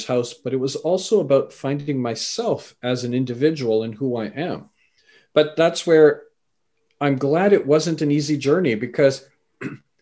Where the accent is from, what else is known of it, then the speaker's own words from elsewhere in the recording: Canada; also born or lived in England; I was born in England, raised in Canada